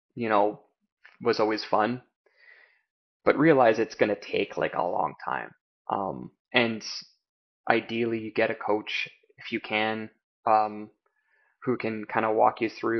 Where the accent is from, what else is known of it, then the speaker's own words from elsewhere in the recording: Canada; also born or lived in China; as a Canadian going down there